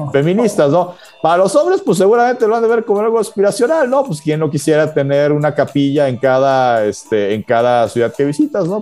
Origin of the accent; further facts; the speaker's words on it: Mexico; yo lo digo como mexicano de este lado